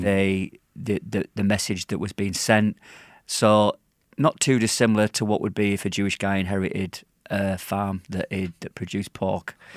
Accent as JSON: {"language": "English", "region": "Yorkshire and the Humber", "country": "United Kingdom", "moved": "yes", "lives_now": "Manchester, United Kingdom", "said": "I'm from Yorkshire. I've lived in Manchester for twenty-two years"}